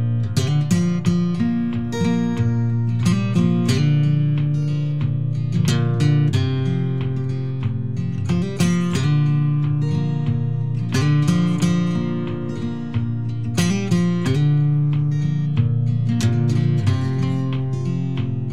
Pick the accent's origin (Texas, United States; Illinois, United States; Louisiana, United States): Illinois, United States; just outside of Chicago; I grew up just outside of Chicago.